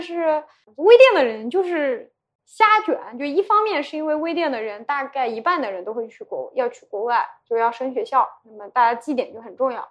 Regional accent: rural Yunnan, China; moved away as an adult; also born or lived in Shanghai; 我就是一个村校里出来的人

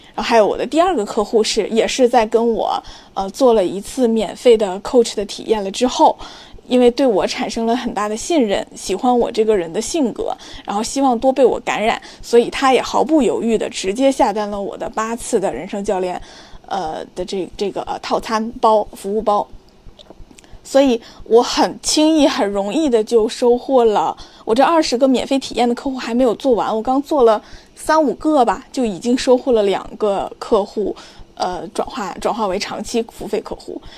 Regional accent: Liaoning, China; 我的老家辽宁

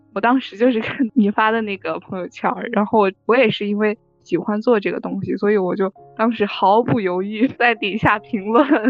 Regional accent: Northeast China, China; 我是东北人

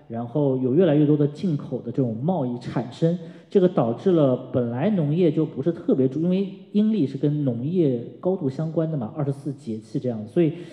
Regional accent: China; 就跟我们中国人讨论为什么过年进超市要听…

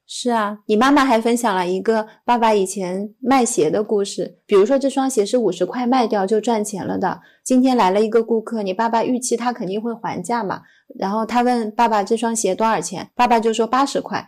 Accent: Hangzhou, Zhejiang, China; 我是在杭州长大的

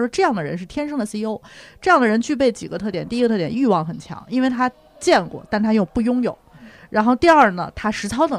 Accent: Shaanxi, China; 这个作为陕西人，我

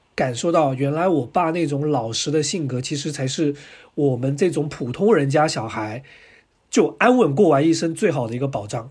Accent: Guangdong, China; also born or lived in Anhui, China; 我是广东人，听我口音就知道了

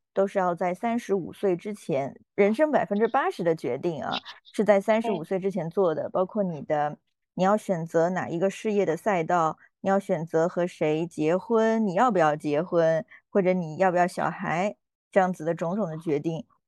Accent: Yunnan, China; 我是云南人

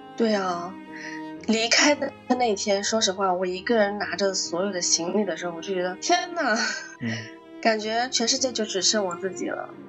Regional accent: Shanghai, China; 我是魔都的一只暖兔子

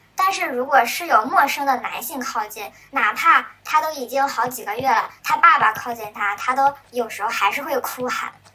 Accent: China; now in United States; 我是中国人嘛，在国外肯定接触最多的也是华人

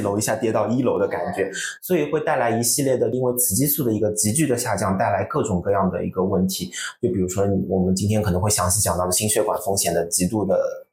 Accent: Shanghai, China; 我们上海话讲得很聒噪的

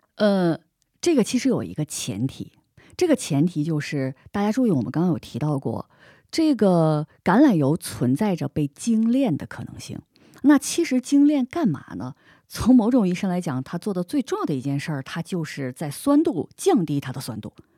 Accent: Northeast China, China; moved away; also born or lived in Spain; 作为一个东北人

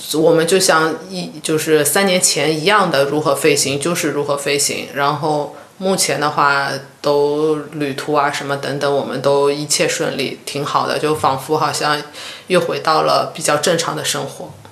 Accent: Shanghai, China; moved away; 我又飞回上海一下，回了一下家。

